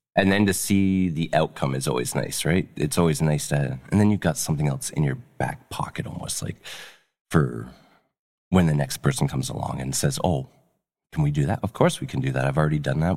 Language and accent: English; North Bay, Ontario, Canada; moved away; I grew up in North Bay